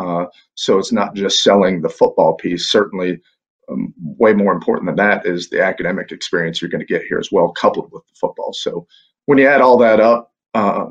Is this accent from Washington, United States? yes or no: no; Pittsburgh, Pennsylvania, United States; now in Rome, Georgia, United States; having grown up up in the Northeast, I'm originally from Pittsburgh